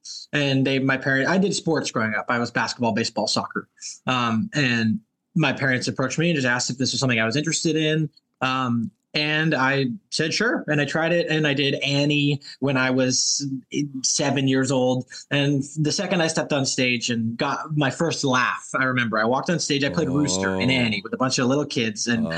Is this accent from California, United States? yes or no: yes; Los Angeles, California, United States; I'm from Los Angeles.